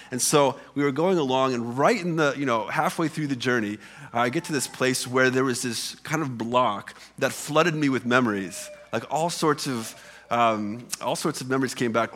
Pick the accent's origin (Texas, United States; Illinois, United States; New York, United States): Illinois, United States; Illinois side, United States; moved away as an adult; I grew up on the Illinois side of the Mississippi River.